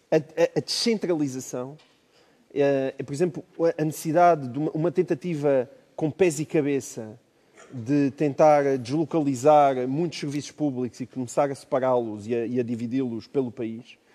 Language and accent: Portuguese; Portalegre, Alentejo, Portugal; moved away; Eu, eu sou de Porto Alegre, como já aqui disse